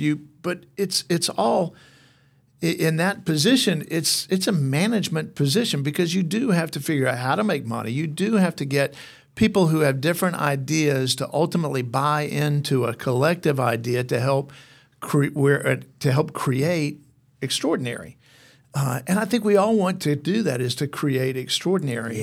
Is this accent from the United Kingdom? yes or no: no; Mount Airy, North Carolina, United States; now in Athens, United States; I grew up in Mount Airy, North Carolina